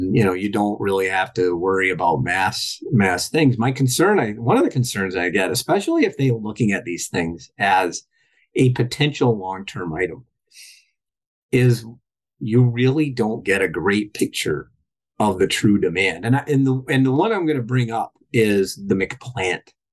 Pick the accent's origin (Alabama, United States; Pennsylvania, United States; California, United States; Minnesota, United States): Minnesota, United States; I'm from Minnesota